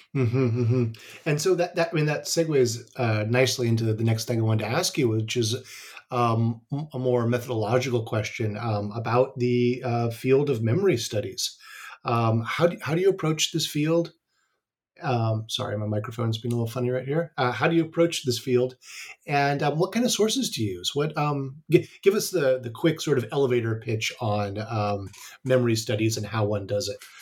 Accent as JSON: {"language": "English", "country": "United States", "said": "an American who's studied history of imperialism"}